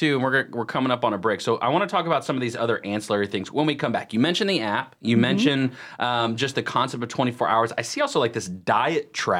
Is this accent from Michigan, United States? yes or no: no; Lake Norman area, North Carolina, United States; I wasn't born here, but I grew up here in the Lake Norman area, so since I was like a little kid